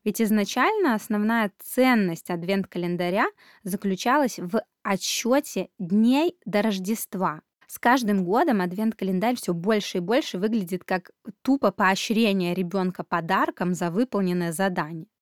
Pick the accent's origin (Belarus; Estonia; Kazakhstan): Belarus; moved away; Сама я родом из Беларуси